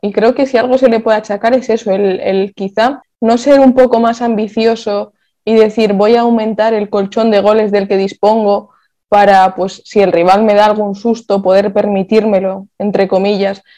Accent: Vitoria-Gasteiz, Basque Country, Spain; yo soy de Vitoria

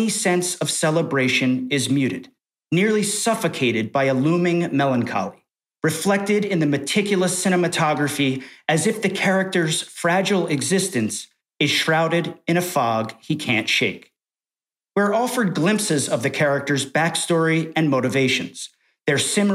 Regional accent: New York, United States; As a New Yorker

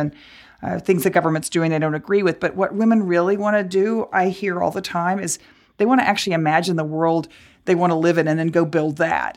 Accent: Dallas, Texas, United States; growing up in Dallas

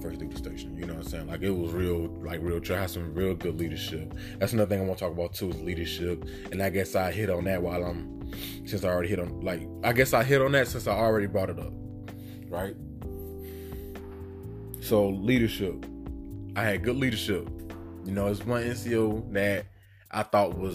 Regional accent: Chicago, Illinois, United States; moved away as an adult; I'm originally from Chicago

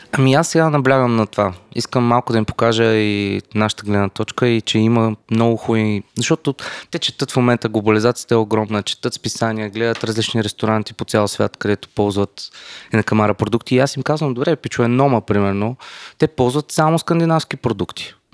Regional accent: Gabrovo, Gabrovo Province, Bulgaria; съм от Габро и всичко ми е българско

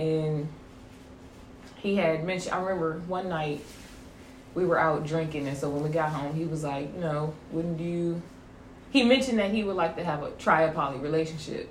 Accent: Detroit, Michigan, United States; moved away as an adult; now in Savannah, United States; I am originally from Detroit.

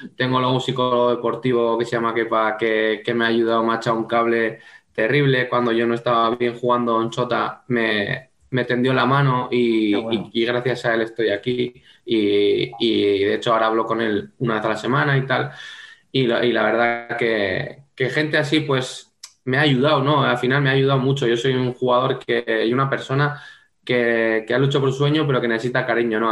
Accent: home town of the club Xota, Navarre, Spain; moved away as an adult; es el equipo de mi pueblo, es el equipo que llevo jugando desde los cinco años

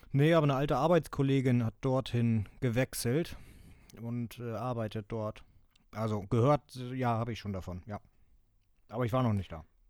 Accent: Germany; Bei uns in Deutschland

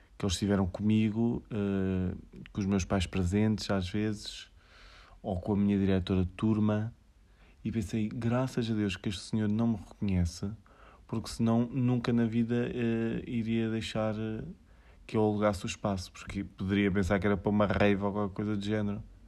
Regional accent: Aveiro, Centro, Portugal; sou de Aveiro

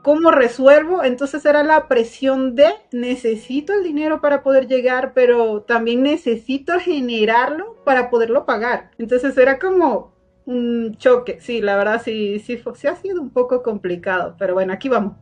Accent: Venezuela; moved away as an adult; now in Mexico; Soy de Venezuela, somos paisanos

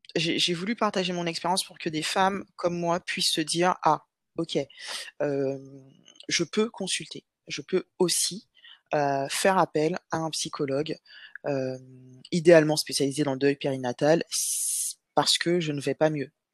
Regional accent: Guadeloupe; moved away as an adult; also born or lived in Metropolitan France; now in France; je suis guadeloupéenne. Donc, j'ai vécu en Guadeloupe jusqu'à mes 18 ans et ensuite, je suis venue en France métropolitaine

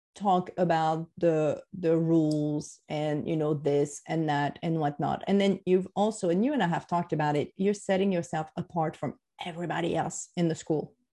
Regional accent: France; moved away; i'm french what else do you want to know right i grew up in france

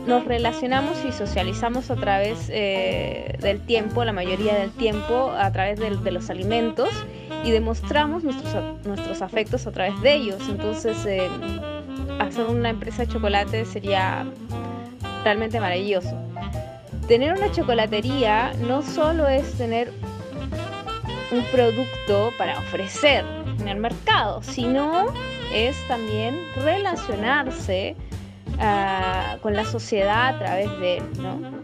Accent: Peru; now in Chile; soy peruana

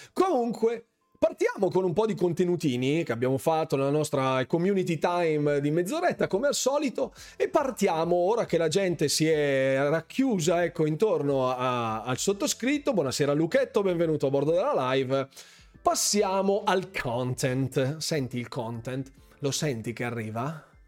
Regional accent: Bergamo, Lombardy, Italy; io sono di Bergamo

